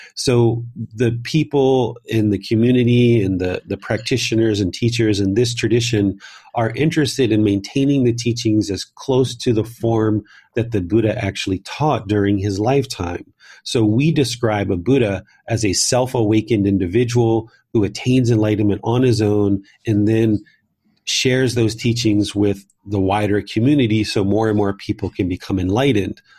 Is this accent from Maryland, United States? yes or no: yes; Southern Maryland, United States; moved away as an adult; also born or lived in Washington, D.C. / Northern Virginia; I was born in Washington, D C. I grew up in Southern Maryland